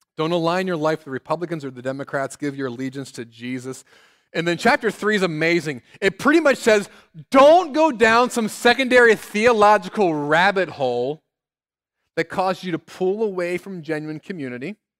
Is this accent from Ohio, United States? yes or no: yes; Cincinnati, Ohio, United States; now in South Bend, United States; my hometown of Cincinnati